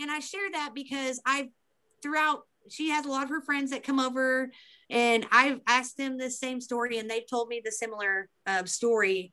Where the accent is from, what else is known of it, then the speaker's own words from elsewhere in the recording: Beebe, central Arkansas, United States; this is in my hometown